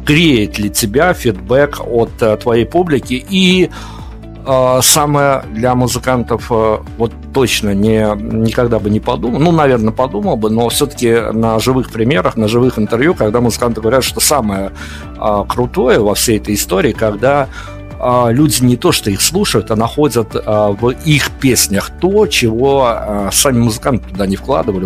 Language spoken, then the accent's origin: Russian; Belarus; На примере Беларуси все-таки мы белорусы